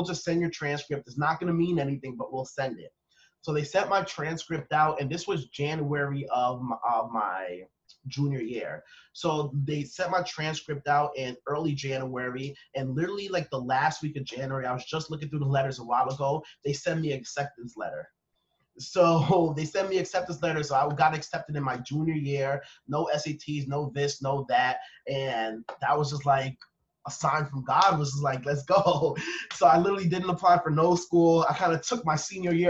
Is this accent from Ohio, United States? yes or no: no; Long Island, New York, United States; I was raised in Long Island